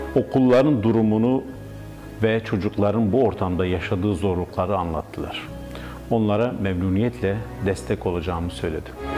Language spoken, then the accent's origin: Turkish; Batman Province, Turkey; Doğduğum ve vefa borcumun olduğu şehir Batman